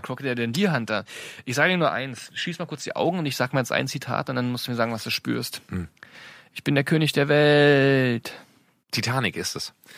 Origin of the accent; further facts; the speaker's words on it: Brandenburg, Germany; wir sind aus Brandenburg